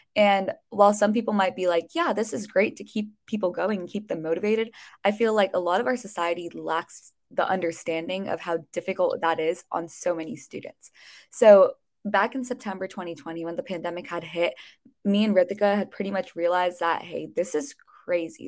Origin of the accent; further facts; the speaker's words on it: Bay Area, California, United States; I'm a junior from the Bay Area in California